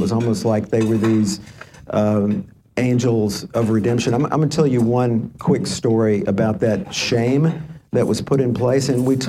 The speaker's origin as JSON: {"language": "English", "town": "Dallas", "region": "Texas", "country": "United States", "said": "And I said, I'm from Dallas, Texas."}